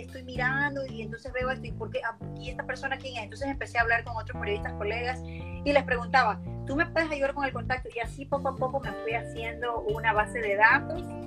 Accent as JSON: {"language": "Spanish", "country": "Ecuador", "moved": "as an adult", "lives_now": "United States", "said": "soy la única ecuatoriana"}